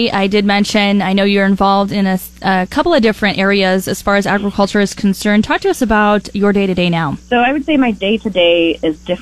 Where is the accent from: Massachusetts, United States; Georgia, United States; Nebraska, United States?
Nebraska, United States; Custer County; now in Indianola, United States; I grew up in Custer County.